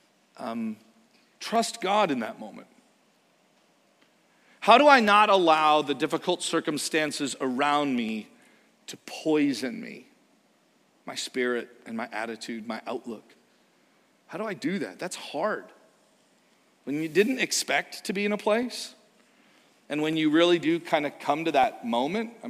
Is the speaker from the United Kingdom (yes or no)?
no; Canada; moved away; we are from Canada